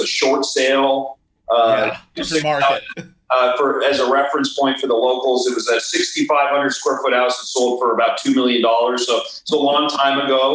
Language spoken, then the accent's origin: English; Los Angeles, California, United States; I grew up in LA. I grew up in the Valley